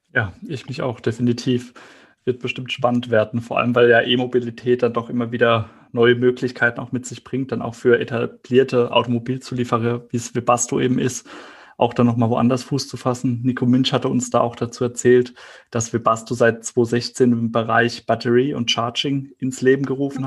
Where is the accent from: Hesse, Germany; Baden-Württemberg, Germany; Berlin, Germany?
Baden-Württemberg, Germany; Heidelberg area; ich komme aus dem Heidelberger Raum